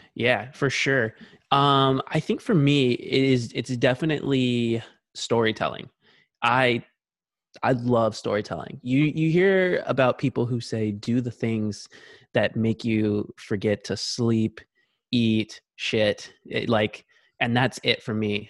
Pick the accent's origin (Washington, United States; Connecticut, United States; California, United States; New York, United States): Washington, United States; Tacoma; also born or lived in Lakewood, Washington; my dad was in the military, so we, we grew up in Tacoma, Washington, which is just about forty miles south of Seattle